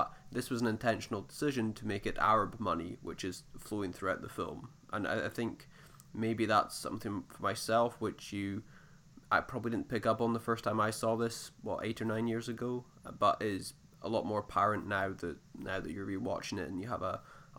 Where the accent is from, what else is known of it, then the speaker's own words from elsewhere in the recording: United Kingdom; as a British person